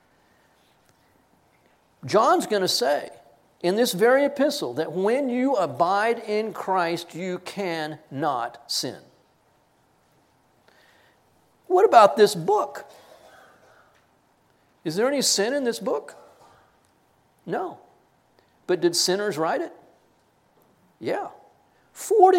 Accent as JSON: {"language": "English", "region": "Texas", "country": "United States", "said": "I am a Texan. I am an American, Texan first"}